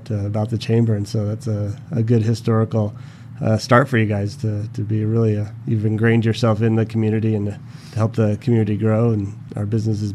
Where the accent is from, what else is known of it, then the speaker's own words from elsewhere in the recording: Las Vegas, Nevada, United States; I grew up here in Vegas